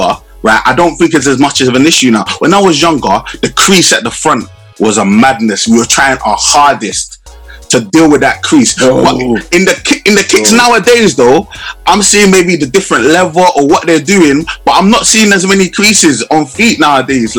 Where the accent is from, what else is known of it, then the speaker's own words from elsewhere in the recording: London, United Kingdom; I grew up in Southeast